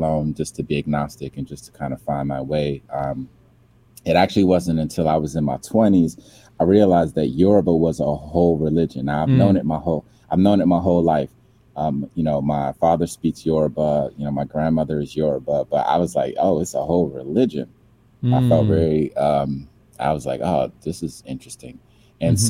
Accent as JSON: {"language": "English", "town": "Silver Spring", "region": "Maryland", "country": "United States", "tie": "born or raised there", "also_born_or_lived": "Atlanta, Georgia / Nigeria", "said": "I grew up in the DMV, as it's called, by way of Silver Spring, Maryland."}